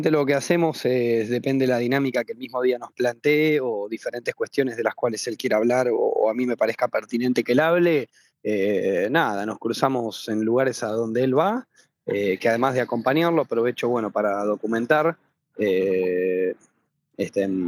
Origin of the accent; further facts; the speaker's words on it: Buenos Aires, Argentina; Yo me crié y vivo en la capital eh, y bueno, eh, nada, hago, hago política en todo el país.